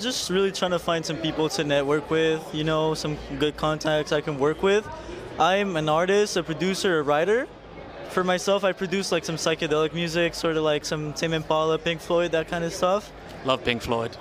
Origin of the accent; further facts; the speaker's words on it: Colombia; moved away; that's where I'm from Colombia and I produce for artists over there